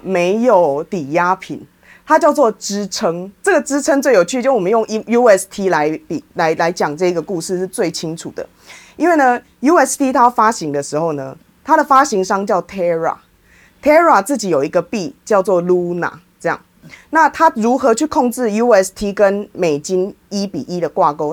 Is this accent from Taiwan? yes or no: yes; Taiwan; 我也是台湾人，我在印度也是遇到一样的问题